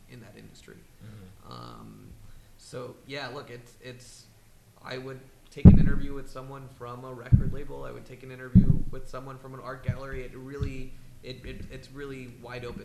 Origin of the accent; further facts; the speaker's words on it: New York City, New York, United States; I grew up in Manhattan